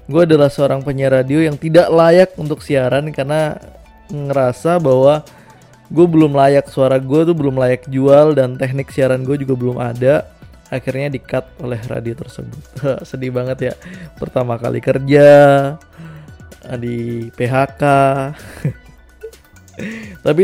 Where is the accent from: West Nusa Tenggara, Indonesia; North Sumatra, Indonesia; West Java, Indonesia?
West Nusa Tenggara, Indonesia; yang ada di Lombok ya di Nusa Tenggara Barat karena gue besarnya di Lombok